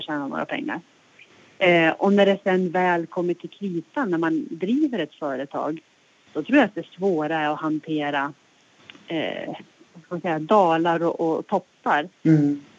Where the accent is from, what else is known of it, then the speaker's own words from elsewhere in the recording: Hälsingland, Gävleborg County, Sweden; moved away as an adult; also born or lived in Stockholm; now in Östersund, Sweden; min resa börjar i Hälsingland, det är där jag kommer ifrån